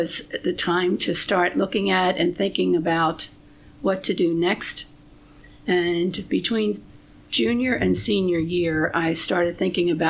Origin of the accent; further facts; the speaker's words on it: Philadelphia, Pennsylvania, United States; I was born and raised in Philadelphia, Pennsylvania, in a row home